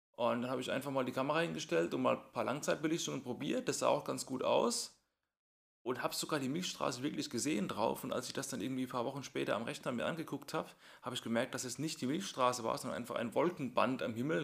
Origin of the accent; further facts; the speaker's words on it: Mannheim metropolitan area, Baden-Württemberg, Germany; da, wo ich herkomme, ich bin ja im Großraum Mannheim hier